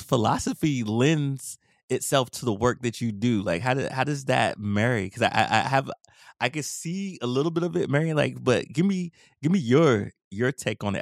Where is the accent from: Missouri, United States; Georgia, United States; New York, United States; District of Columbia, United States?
District of Columbia, United States; Washington; moved away; also born or lived in Maryland; my hometown, DC